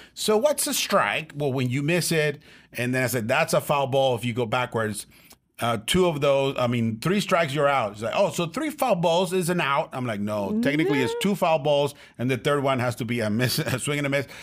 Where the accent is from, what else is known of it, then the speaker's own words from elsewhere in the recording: Tijuana, Baja California, Mexico; I'm from Tijuana